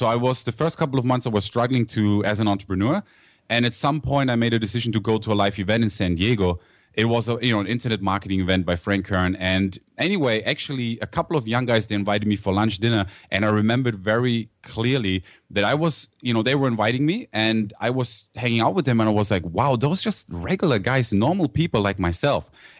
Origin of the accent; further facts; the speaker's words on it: Germany; accent: German; also born or lived in United States; I grew up in Germany, actually. So I was born in the States, but I grew up over there. That's why I have the German accent.